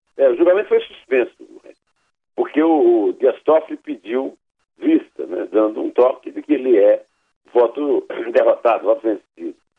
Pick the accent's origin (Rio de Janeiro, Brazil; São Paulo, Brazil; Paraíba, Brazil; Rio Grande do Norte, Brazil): Paraíba, Brazil; Campina Grande; na minha adolescência em Campina Grande